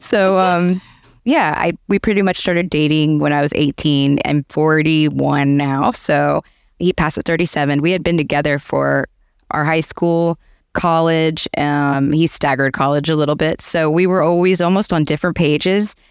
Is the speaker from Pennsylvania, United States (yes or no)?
no; Atlanta, Georgia, United States; moved away as an adult; now in Boca Raton, United States; I'm originally from Atlanta. I lived there, grew up there, went to college, started my career